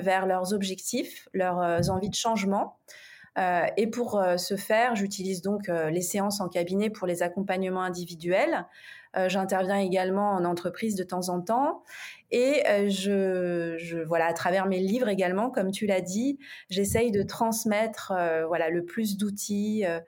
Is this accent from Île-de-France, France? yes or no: yes; Paris, Île-de-France, France; je suis une Parisienne